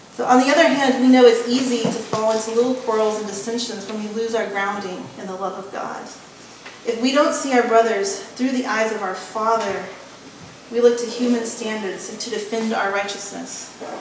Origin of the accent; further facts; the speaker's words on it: West Texas, United States; when I grew up in West Texas, it was a pretty egalitarian working class place. In my hometown, nobody had gone to college.